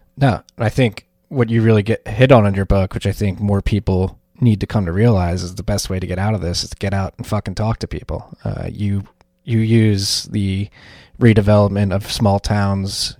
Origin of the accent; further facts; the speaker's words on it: Philadelphia, Pennsylvania, United States; as a Philadelphian